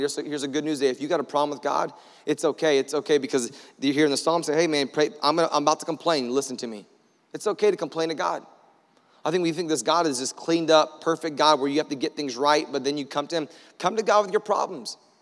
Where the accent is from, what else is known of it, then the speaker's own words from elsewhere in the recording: Orlando, Florida, United States; we're from Florida. Like, we have a hard time, in, we're from Orlando